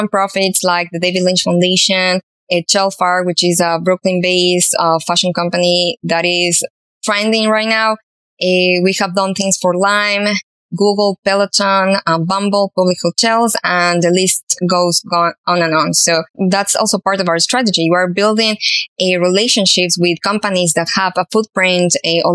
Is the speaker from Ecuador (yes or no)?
yes; Ecuador; Ecuador, which is my hometown, a home country